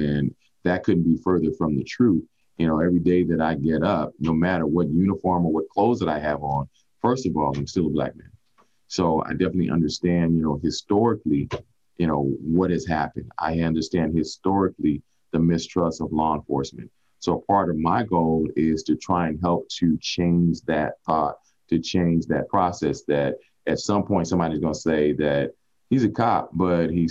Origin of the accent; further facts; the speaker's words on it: Oakland, California, United States; moved away as an adult; now in Las Vegas, United States; growing up in Oakland, California, a lot of people don't know that I have a deep root with the Black Panthers.